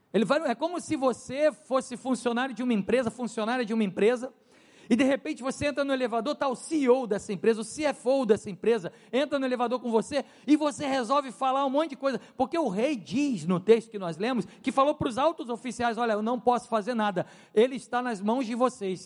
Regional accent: Brazil; moved away; eu não sou francês, eu falo francês com sotaque, eu sou brasileiro

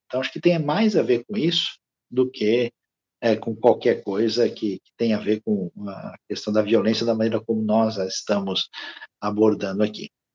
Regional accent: Brazil; nós, como é, brasileiros

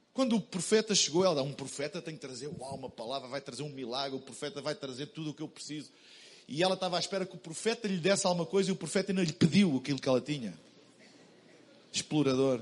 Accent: Portugal; Eu vim de Portugal

